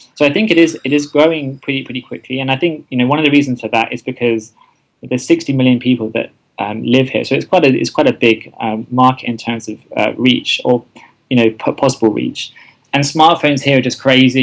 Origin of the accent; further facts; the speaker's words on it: England, United Kingdom; moved away as an adult; also born or lived in London / Asia; now in Thailand; I am indeed English uh, from the UK